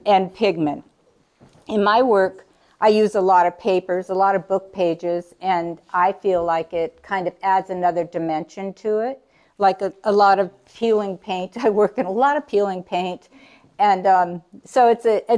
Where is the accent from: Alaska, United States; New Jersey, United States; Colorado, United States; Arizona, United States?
Alaska, United States; Kodiak; I'm from Kodiak. And I was raised in Kodiak and lived in Kodiak most of my life